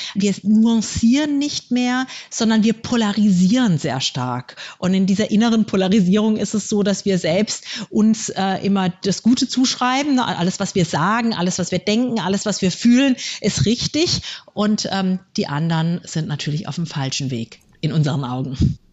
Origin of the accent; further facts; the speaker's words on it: Germany; Bei uns in Deutschland